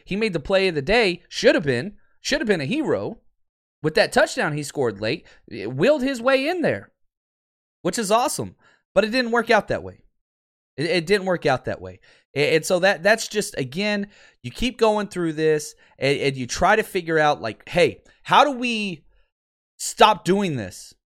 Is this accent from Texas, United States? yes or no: yes; Dallas, Texas, United States; I grew up in Dallas